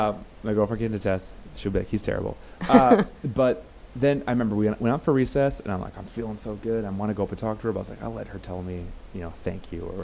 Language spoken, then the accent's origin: English; Dallas, Texas, United States; moved away; I am a scared Irish Catholic from Dallas, Texas.